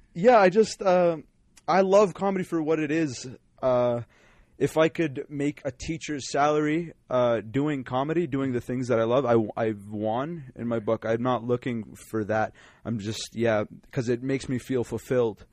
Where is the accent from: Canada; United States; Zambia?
Canada; Calgary, Alberta; also born or lived in Winnipeg; I was born in Winnipeg. I lived there for six months, and I came to Calgary. Lived in Calgary wow. forever